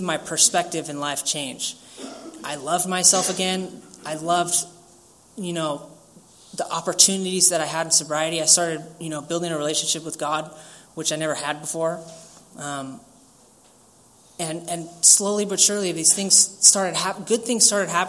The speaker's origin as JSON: {"language": "English", "town": "San Diego", "region": "California", "country": "United States", "tie": "born or raised there", "said": "I grew up here in Pacific Beach, San Diego"}